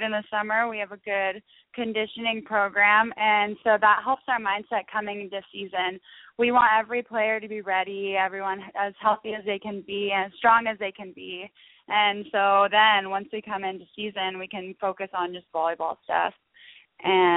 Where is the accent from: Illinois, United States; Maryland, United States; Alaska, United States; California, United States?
Alaska, United States; Fairbanks; I grew up in Alaska and played here in my high school seasons